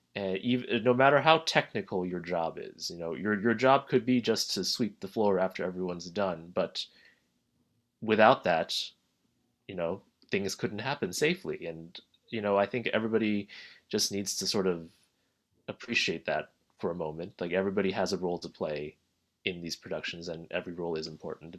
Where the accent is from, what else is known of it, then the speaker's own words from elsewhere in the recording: New Jersey, United States; I grew up in New Jersey.